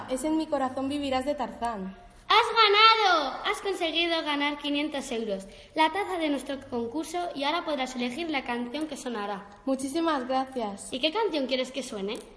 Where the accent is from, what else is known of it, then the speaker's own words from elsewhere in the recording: Spain; now in Germany; soy de España, pero vivo en Alemania. Ahora mismo estoy en Sevilla de visita a mis primos.